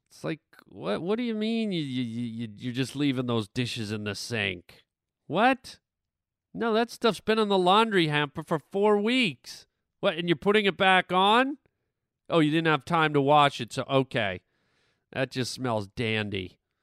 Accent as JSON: {"language": "English", "country": "Canada", "tie": "born or raised there", "moved": "yes", "lives_now": "United States", "said": "growing up in Canada"}